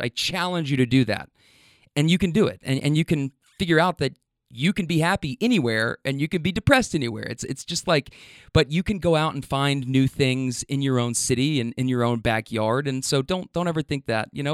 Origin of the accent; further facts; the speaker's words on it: Louisville, Kentucky, United States; when I got back home, like, to my hometown